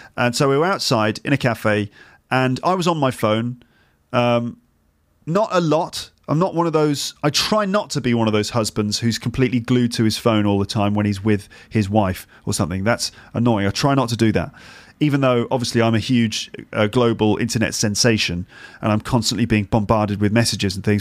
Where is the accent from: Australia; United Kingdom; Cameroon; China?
United Kingdom; England; moved away as an adult; now in Paris, France; we're English